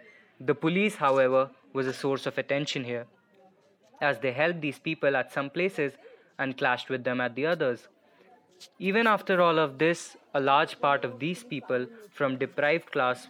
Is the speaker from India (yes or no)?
yes; Lucknow, Uttar Pradesh, India; now in New Delhi, India; I'm a visual artist and a documentary photographer based in New Delhi, India. I was born and brought up in Lucknow, capital city to the most populous state in India, Uttar Pradesh